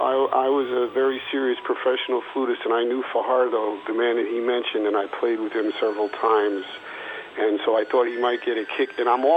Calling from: New York City, New York, United States; Well, I'm in New York City.

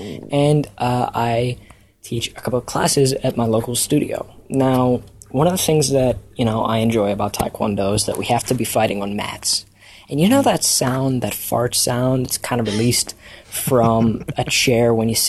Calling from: Washington, District of Columbia, United States; Hey, Cast That Story Show. … from Washington, D.C., and I have a story for you guys.

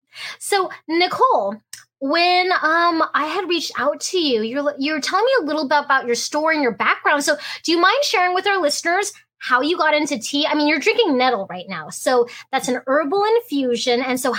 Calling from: Fairbanks, Alaska, United States; I am actually streaming from Fairbanks, Alaska

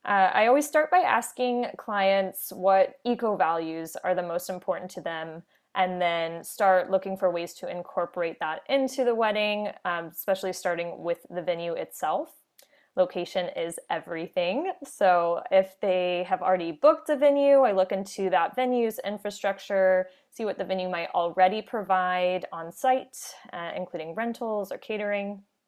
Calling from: New Westminster, British Columbia, Canada; I am on the unceded and unsurrendered land of the Halkomelon speaking peoples in New Westminster, British Columbia, where my home office is located.

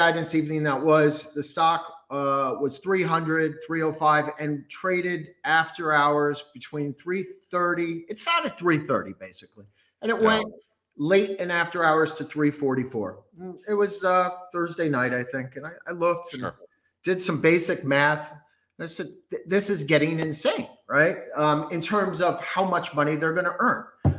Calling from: New Braunfels, Texas, United States; Right now, Texas, New Braunfels, Texas.

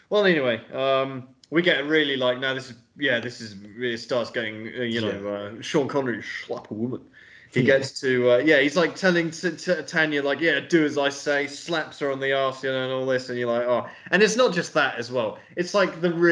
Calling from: Belgrade, Serbia; So I, I mean, I'm literally recording from Serbia, so uh, yeah, in Belgrade.

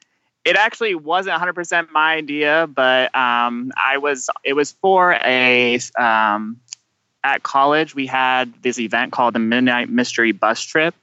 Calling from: Dayton, Ohio, United States; I'm calling you guys from Dayton, Ohio.

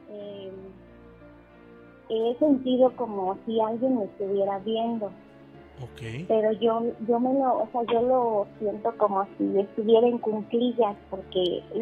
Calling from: Chavarría, Mexico; De Chavarría

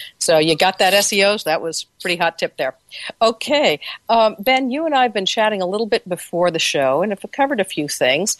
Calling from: London, United Kingdom; I'm calling you from London, England, where I'm sitting next to the Royal Air Force Base.

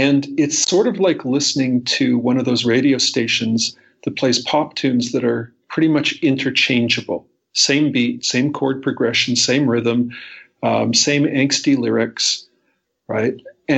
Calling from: Toronto, Ontario, Canada; I'm calling in from Toronto, Canada, where it snowed again.

